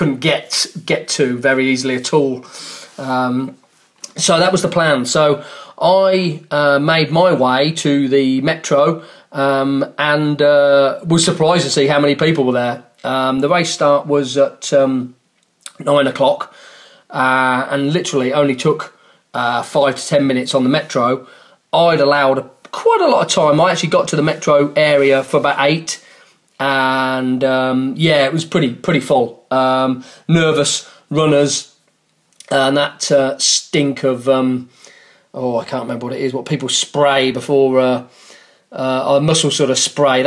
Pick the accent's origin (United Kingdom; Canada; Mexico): United Kingdom; England; I'm an Englishman